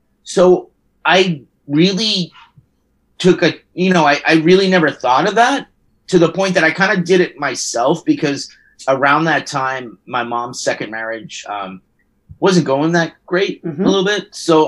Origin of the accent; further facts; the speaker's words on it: Guaynabo, Puerto Rico; I grew up in Puerto Rico in the 70s, which if anyone knows about the 70s in Puerto Rico, it's kind of like the Wonder Years, San Juan edition.